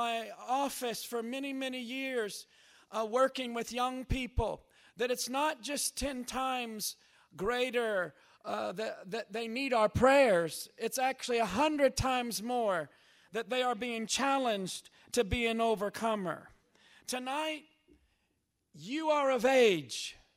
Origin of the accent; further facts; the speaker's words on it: Jeffersonville, Indiana, United States; moved away; I was raised up in Jeffersonville, Indiana